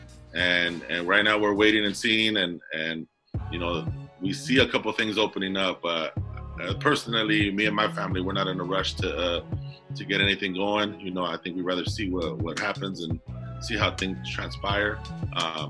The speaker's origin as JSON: {"language": "English", "town": "Commerce", "region": "California", "country": "United States", "tie": "born or raised there", "also_born_or_lived": "Alhambra, California", "said": "I grew up in Southeast Los Angeles, City of Commerce, you know, went to JUCO basketball and East LA College, stuff like that. But born and raised Southern California, East Los Angeles, Southeast"}